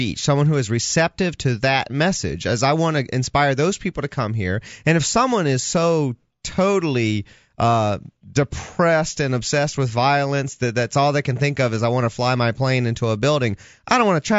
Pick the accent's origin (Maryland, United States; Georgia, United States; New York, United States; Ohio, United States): Georgia, United States; Atlanta; moved away as an adult; also born or lived in Los Angeles, United States; now in New Hampshire, United States; I had just moved back to my hometown of Atlanta after living in L.A. for 8 years